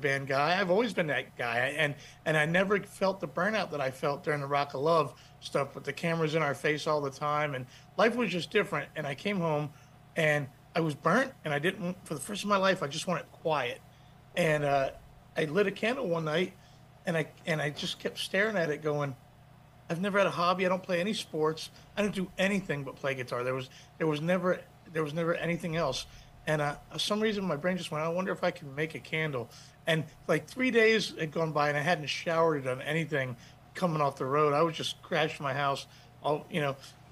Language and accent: English; Manassas, Virginia, United States; my hometown of Manassas, Virginia